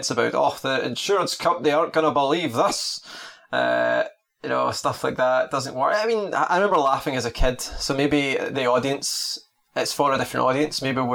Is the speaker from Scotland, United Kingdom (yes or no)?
yes; Scotland, United Kingdom; as a Scottish person